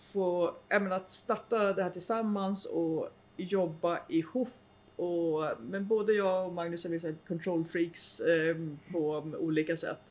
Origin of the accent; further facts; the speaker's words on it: Nyköping, Södermanland, Sweden; moved away as an adult; also born or lived in Uppsala; Jag kom från Nyköping